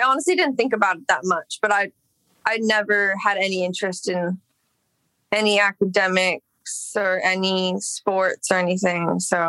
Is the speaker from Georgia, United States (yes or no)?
no; Los Angeles, California, United States; Yeah, I grew up in Echo Park. I mean, I guess same dish, but that's where I lived from when I was a baby until like 16.